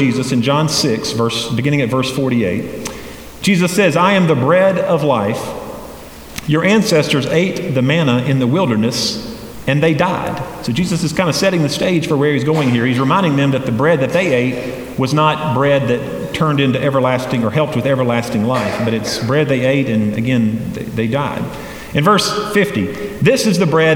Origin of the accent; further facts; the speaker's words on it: Hendersonville, North Carolina, United States; also born or lived in Boiling Springs; I grew up in Hendersonville